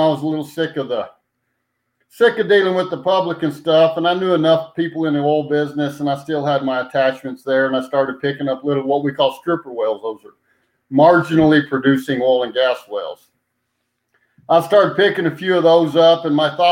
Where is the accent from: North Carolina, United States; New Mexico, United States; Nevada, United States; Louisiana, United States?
New Mexico, United States; Roswell; born or raised there; also born or lived in Hobbs, New Mexico / Clovis, New Mexico / Portales, New Mexico / Ruidoso, New Mexico